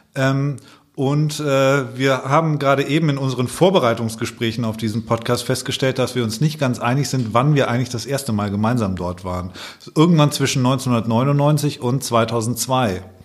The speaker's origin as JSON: {"language": "German", "area": "Allgäu", "region": "Bavaria", "country": "Germany", "tie": "born or raised there", "moved": "yes", "lives_now": "Hamburg, Germany", "said": "ich komme aus dem Allgäu eigentlich, lebe jetzt seit langer Zeit schon in Hamburg"}